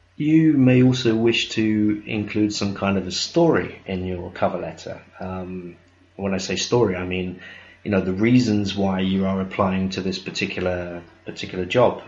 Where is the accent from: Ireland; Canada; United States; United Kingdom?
United Kingdom; I'm British